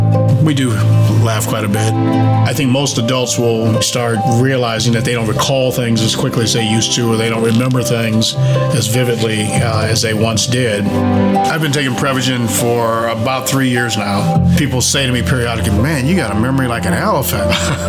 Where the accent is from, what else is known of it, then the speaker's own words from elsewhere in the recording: Cleveland, Ohio, United States; I'm …. I'm 68 years old. I grew up in Cleveland, Ohio.